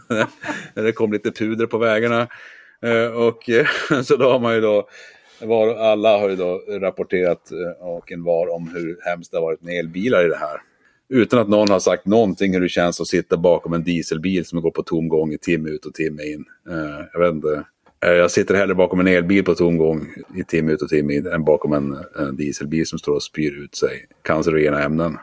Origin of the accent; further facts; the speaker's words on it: Norrbotten County, Sweden; jag då är född och uppvuxen i Norrbotten